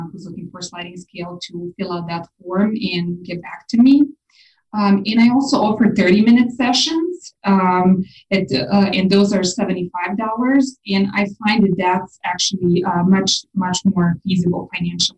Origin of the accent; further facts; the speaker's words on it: Serbia; moved away as an adult; now in Austin, United States; When I was about 21, I left Serbia, my home country, to work on a cruise ship